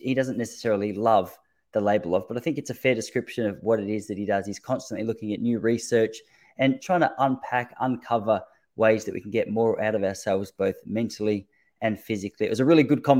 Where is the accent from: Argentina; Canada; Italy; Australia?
Australia; as an Australian